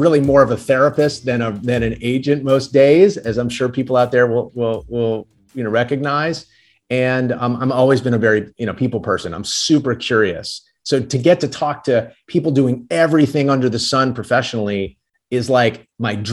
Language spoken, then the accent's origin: English; New Orleans, Louisiana, United States; I'm from New Orleans